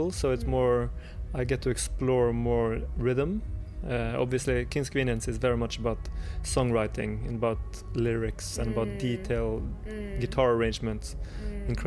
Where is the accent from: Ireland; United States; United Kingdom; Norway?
Norway; Bergen, Vestland; I need uh, to have band members in my hometown.